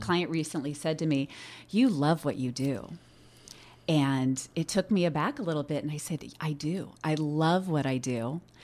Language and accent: English; Oregon, United States; I was born and raised here in Oregon